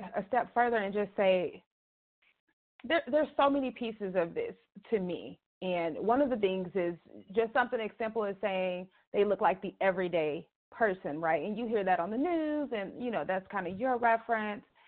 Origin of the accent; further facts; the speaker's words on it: Chicago, Illinois, United States; moved away; I'm originally from Chicago